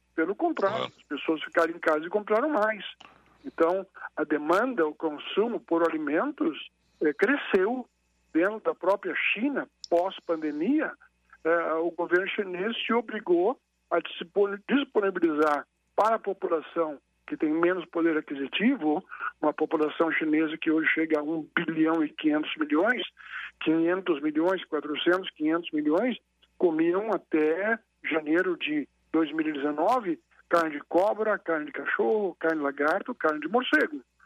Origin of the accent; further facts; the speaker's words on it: Brazil; como brasileiro